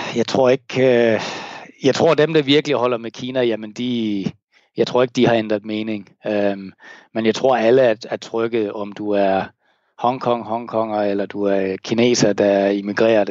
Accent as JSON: {"language": "Danish", "country": "Denmark", "moved": "yes", "lives_now": "Hong Kong", "said": "jeg kan tage mit danske pas"}